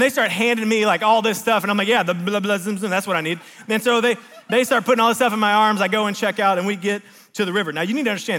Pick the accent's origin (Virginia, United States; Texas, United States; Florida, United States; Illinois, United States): Texas, United States; Now, I grew up in Deep East Texas, like small town.